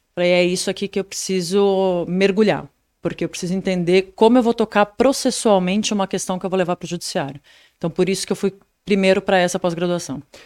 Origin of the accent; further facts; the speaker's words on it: São Paulo, Brazil; eu nasci em São Paulo